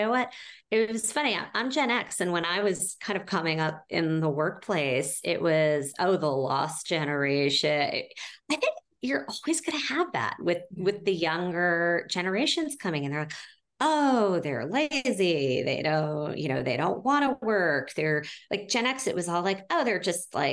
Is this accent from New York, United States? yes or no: yes; New York City, New York, United States; I'm a New Yorker through and through